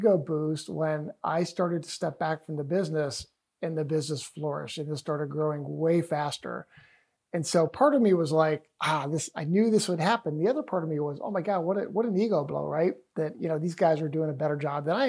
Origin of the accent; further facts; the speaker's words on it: Cleveland, Ohio, United States; I'm from Cleveland, Ohio